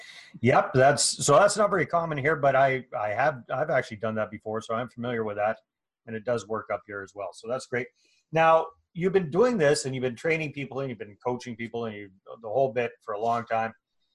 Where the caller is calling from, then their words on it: Kamloops, British Columbia, Canada; I'm here in beautiful Kamloops, British Columbia